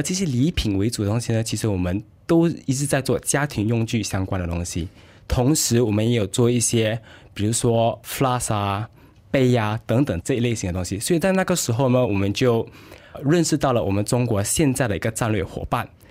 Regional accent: Johor Bahru, Johor, Malaysia; also born or lived in United Kingdom / Singapore; 我是来自柔佛新山的

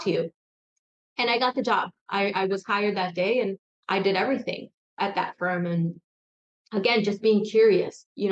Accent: New York City, New York, United States; I grew up in Queens, New York, and it was a rough neighborhood at the time

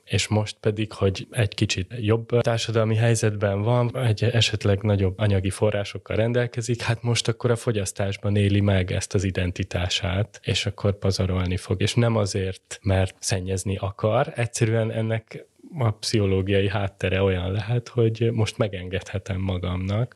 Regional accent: Budapest, Hungary; Én a belvárosban nyolcadik kerületben nőttem föl

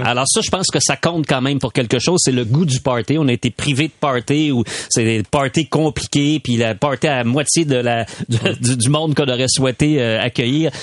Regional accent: Quebec City, Quebec, Canada; je suis de Québec

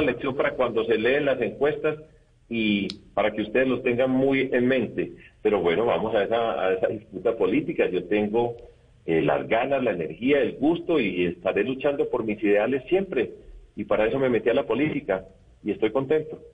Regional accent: Colombia; nosotros como colombianos

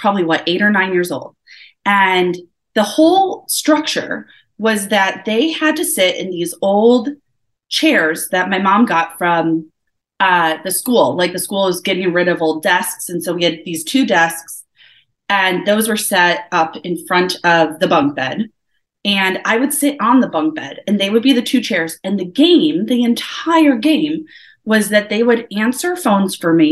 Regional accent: Woodridge, Illinois, United States; also born or lived in Elgin, Illinois; I was born in Elgin, Illinois. I was born and grew up in Woodridge, Illinois, which is like a small town outside of Chicago

